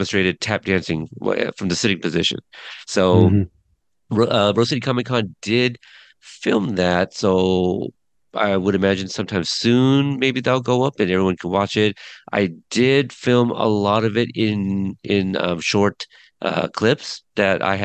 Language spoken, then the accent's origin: English; Portland, Oregon, United States; my hometown, Portland, Oregon.